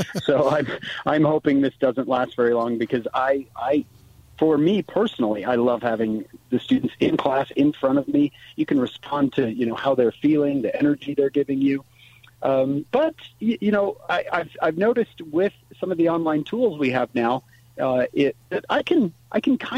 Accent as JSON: {"language": "English", "town": "St. George", "region": "Utah", "country": "United States", "tie": "born or raised there", "moved": "as an adult", "lives_now": "northern Utah, United States", "said": "my time in the 80s and 90s growing up in St. George"}